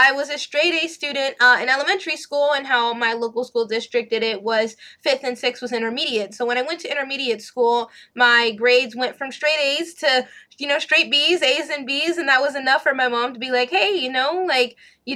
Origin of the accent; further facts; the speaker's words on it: Texas, United States; also born or lived in Los Angeles, California; I was born in Los Angeles, and we didn't move here to Texas until I was in second grade.